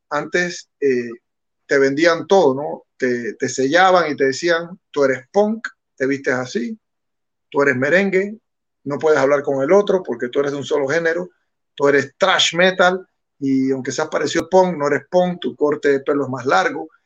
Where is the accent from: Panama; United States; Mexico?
Panama; si nosotros somos panameños